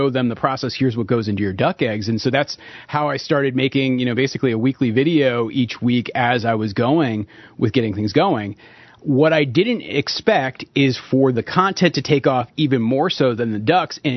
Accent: New England, United States; moved away as an adult; now in Peacham, United States; we're both from New England

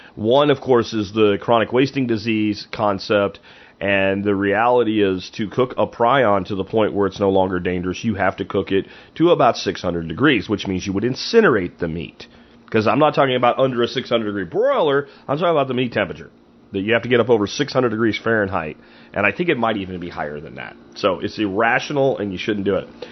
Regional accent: Pennsylvania, United States; moved away; when I grew up in Pennsylvania

